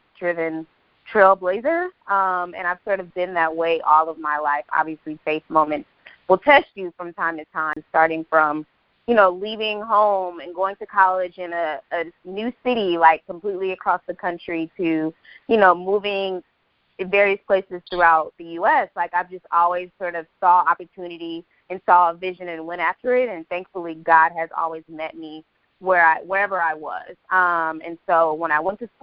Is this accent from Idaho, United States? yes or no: no; Oakland, California, United States; moved away as an adult; also born or lived in Washington, D.C. / San Francisco; now in Texas, United States; I'm originally born and raised in Oakland, California